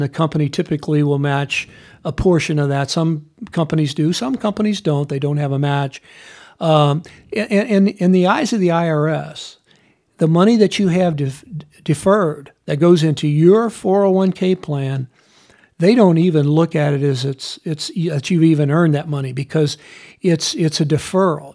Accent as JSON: {"language": "English", "country": "United States", "said": "as an American"}